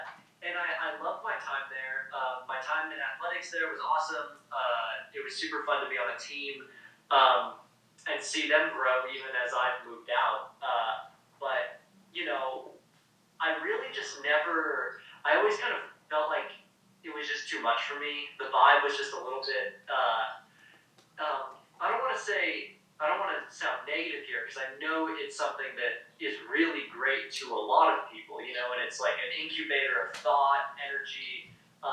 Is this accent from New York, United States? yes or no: no; Sacramento, California, United States; now in Ashland, United States; I actually went to high school and I grew up in Sacramento, California